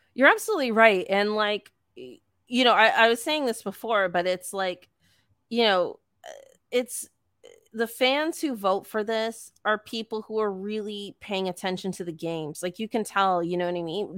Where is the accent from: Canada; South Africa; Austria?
Canada; Eastern Canada; as a Canadian